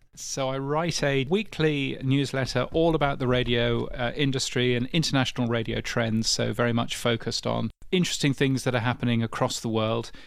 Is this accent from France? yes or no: no; United Kingdom; as a Brit